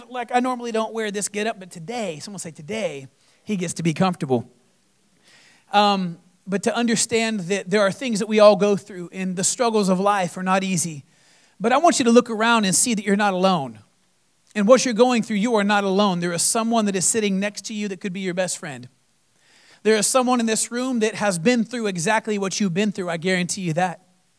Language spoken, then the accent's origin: English; Florida, United States; I came from Florida. And I've been through hurricanes.